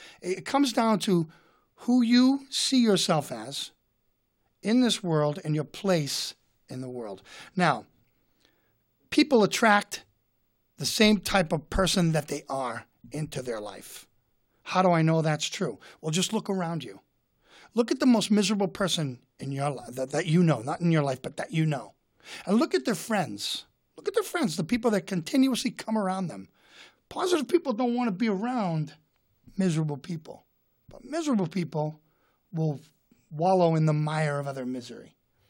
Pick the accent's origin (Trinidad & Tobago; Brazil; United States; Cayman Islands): United States; Boston, Massachusetts; And so I come from the Irish towns. My family comes both sides of my family from the Irish towns of Boston, and I'm very proud of that.